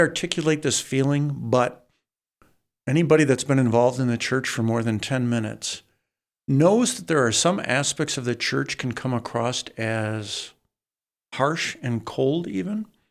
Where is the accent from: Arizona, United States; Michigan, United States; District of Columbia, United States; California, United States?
Michigan, United States; Saginaw; I was from Saginaw